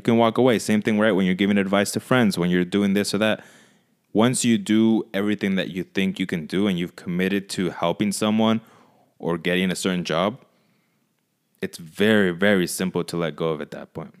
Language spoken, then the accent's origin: English; Michoacán, Mexico; moved away; I went to Michoacan, where I'm from, to visit my family